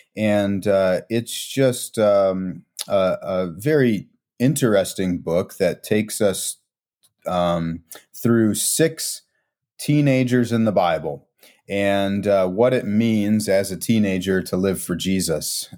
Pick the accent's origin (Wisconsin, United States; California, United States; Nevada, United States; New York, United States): Wisconsin, United States; Milwaukee; also born or lived in Chicagoland; now in Chicago, United States; I grew up in Milwaukee, Wisconsin